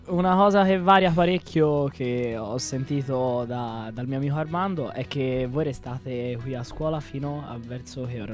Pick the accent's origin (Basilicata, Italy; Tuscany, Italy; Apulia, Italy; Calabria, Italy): Tuscany, Italy; Florence; Io vengo da Firenze, ho quasi 18 anni